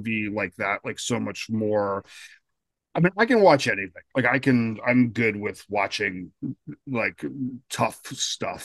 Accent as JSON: {"language": "English", "region": "Colorado", "country": "United States", "tie": "born or raised there", "said": "I grew up in Colorado"}